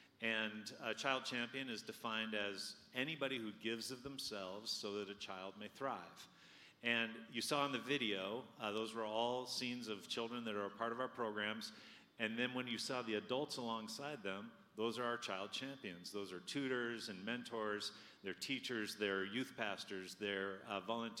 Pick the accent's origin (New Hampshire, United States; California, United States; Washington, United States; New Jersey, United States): Washington, United States; I'm from Washington State.